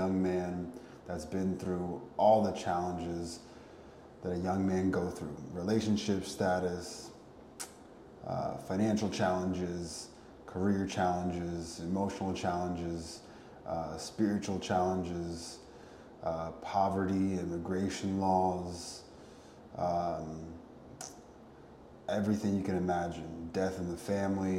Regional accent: Connecticut, United States; Ended up moving back to Connecticut, my hometown

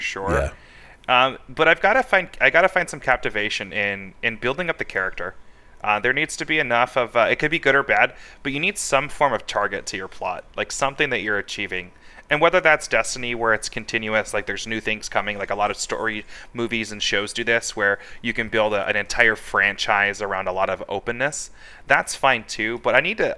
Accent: California, United States; also born or lived in Virginia; now in Arizona, United States; I was born in Virginia, raised in California, and then I ended up out in this horribly hot state

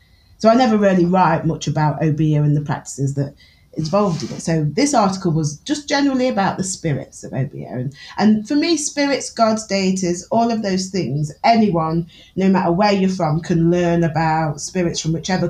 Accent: Newark-on-Trent, East Midlands, United Kingdom; accent: Newark; I'm from Newark." Like, I speak with a very Newark accent

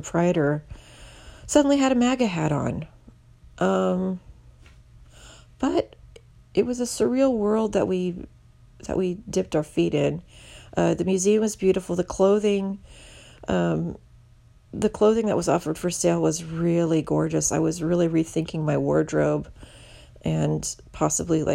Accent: Indianapolis, Indiana, United States; now in Houston, United States; This involves the neighborhood that I grew up in Indiana, called Irvington. Before I moved to Houston, I lived in Indianapolis.

